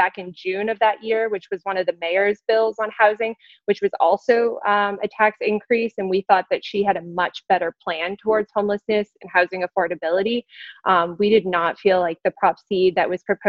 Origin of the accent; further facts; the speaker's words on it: Canada; now in San Francisco, United States; I am Canadian